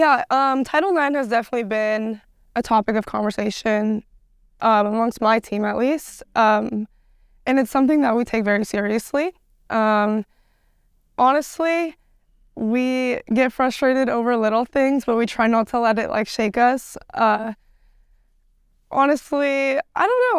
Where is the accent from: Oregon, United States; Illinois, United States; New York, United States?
Oregon, United States; Portland; I'm from Portland